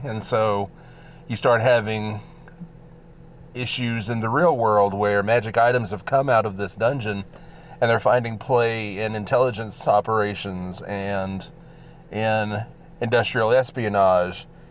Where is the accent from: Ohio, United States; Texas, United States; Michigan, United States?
Texas, United States; accent: drawl; I'm from Texas